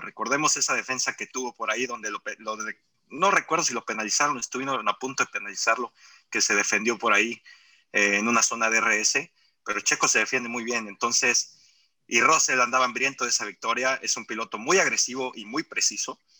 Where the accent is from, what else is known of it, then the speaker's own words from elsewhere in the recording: Mexico; como aficionado mexicano